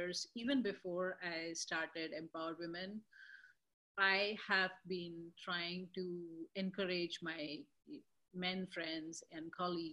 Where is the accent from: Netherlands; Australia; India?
India; now in Boston, United States; being in Boston and being Indian